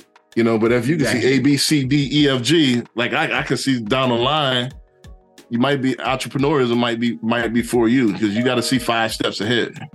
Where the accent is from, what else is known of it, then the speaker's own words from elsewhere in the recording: New Orleans, Louisiana, United States; moved away; also born or lived in Houston, Texas; I'm originally from New Orleans, Louisiana.